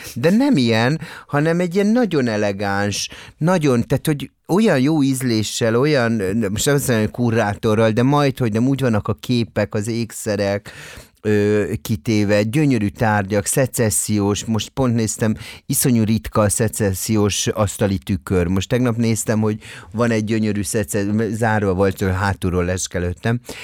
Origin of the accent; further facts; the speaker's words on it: Budapest, Hungary; itt budapesti vagyok